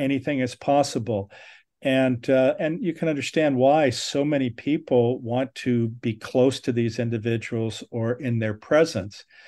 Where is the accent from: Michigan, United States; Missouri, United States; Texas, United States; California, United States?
California, United States; Southern; I was born in Southern California.